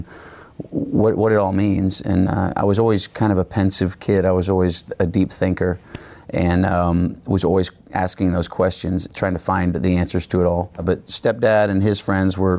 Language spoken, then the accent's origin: English; Houston, Texas, United States; I was born and raised in Houston, Texas.